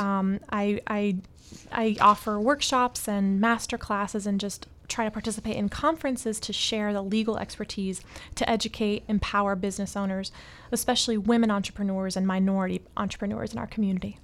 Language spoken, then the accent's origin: English; Atlanta, Georgia, United States; moved away as an adult; also born or lived in Miami; I was born and raised in Atlanta. I came to Miami to study music.